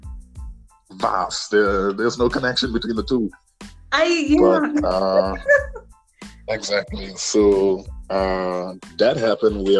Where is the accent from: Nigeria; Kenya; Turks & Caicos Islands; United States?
Turks & Caicos Islands; born and raised in Grantor